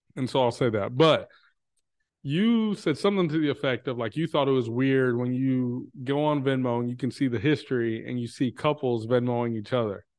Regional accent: Texas, United States; now in Chicago, United States; I'm from Texas

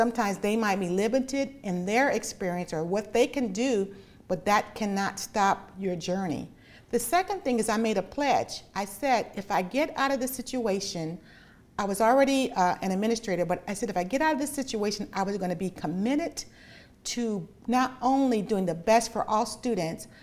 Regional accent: Los Angeles, California, United States; born in Los Angeles, and my mom was a single mom

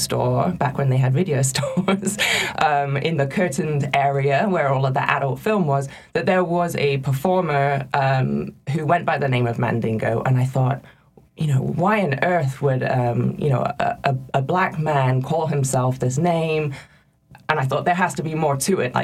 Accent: England, United Kingdom; moved away as an adult; I grew up in England

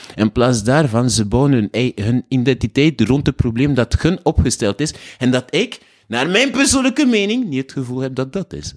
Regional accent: Haiti; also born or lived in Bruges, Belgium; now in Belgium; ik kom uit Haiti en Dominicaan, Haitiaan

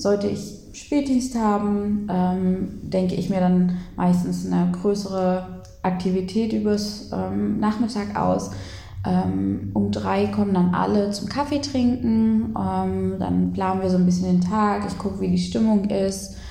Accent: Lutherstadt Eisleben, Saxony-Anhalt, Germany; Ich komme eigentlich aus Lutherstadt Eisleben

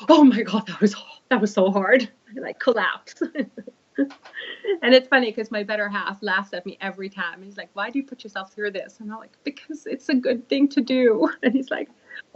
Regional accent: Sweden; English is a second language; now in United Kingdom; A bit of a Swedish Viking heritage

